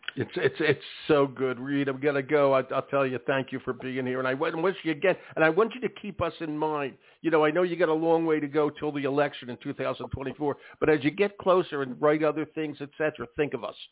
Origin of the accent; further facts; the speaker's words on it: Philadelphia, Pennsylvania, United States; I went to school in Philadelphia, and I went to Overbrook High School